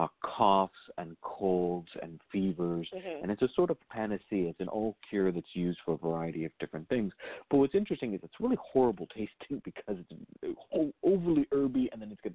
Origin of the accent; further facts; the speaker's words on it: Virginia, United States; growing up in Virginia